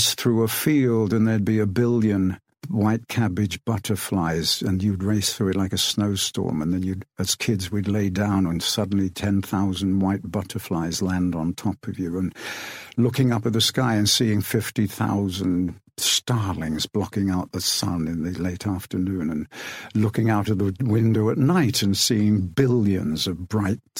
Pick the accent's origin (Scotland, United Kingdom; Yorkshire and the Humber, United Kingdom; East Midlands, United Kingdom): East Midlands, United Kingdom; Rothwell; born or raised there